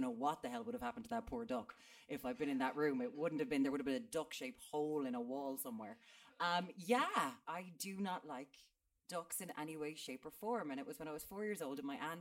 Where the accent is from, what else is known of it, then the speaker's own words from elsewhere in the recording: Limerick, Munster, Ireland; I'm from Limerick